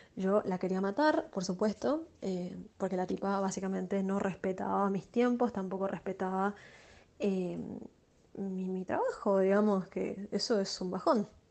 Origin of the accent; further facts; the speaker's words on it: Chaco, Argentina; moved away as an adult; now in Asunción, Paraguay; soy chaqueña, argentina